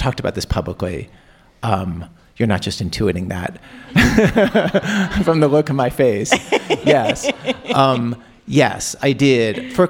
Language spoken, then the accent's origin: English; Maryland, United States; And my mom would take us to shows growing up in Baltimore County. And so there's a lot of Jews in Baltimore County